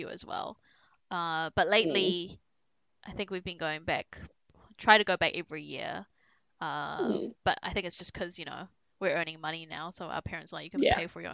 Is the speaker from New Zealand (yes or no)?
yes; New Zealand; I grew up in New Zealand.